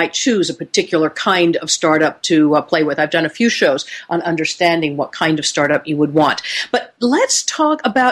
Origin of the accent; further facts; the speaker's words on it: Seattle, Washington, United States; I'm coming to you today from Phoenix, Arizona. Warm, sunny, a whole lot different than my hometown of Seattle, Washington.